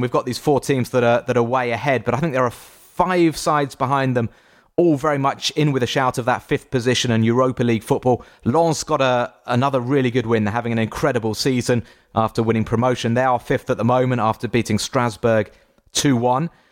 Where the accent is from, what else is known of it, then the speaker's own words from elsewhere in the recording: England, United Kingdom; I am English